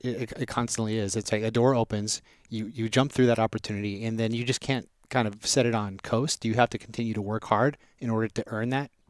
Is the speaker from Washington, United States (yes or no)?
no; Las Vegas, Nevada, United States; also born or lived in Southern California; I grew up in Vegas. I was born in Southern Cal.